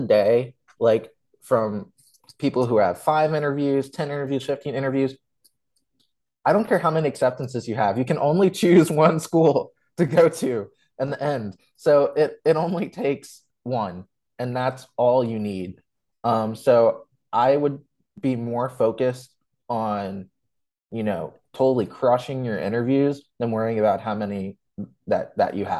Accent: Virginia, United States; I was born and raised here

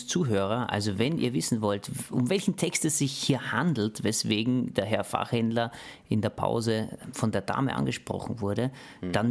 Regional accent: Austria; Ja, ja, das stimmt. Aber, aber ich muss auch ehrlich sagen, der Fußball außerhalb Österreichs, der ist wirklich ähm, sehr, sehr schnell.

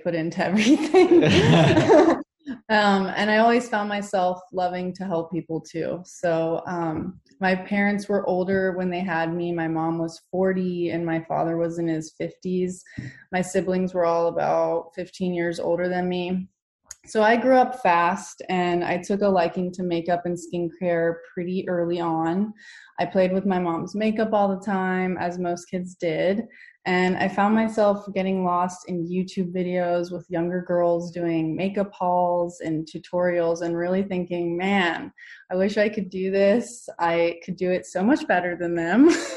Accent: Virginia, United States; moved away; I'm from the East Coast, Virginia, to be more specific

